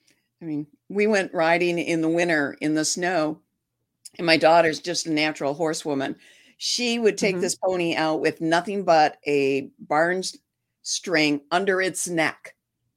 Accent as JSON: {"language": "English", "town": "Detroit", "region": "Michigan", "country": "United States", "tie": "born or raised there", "said": "No, I was born and raised in Detroit, Detroit proper, not a suburb or anything."}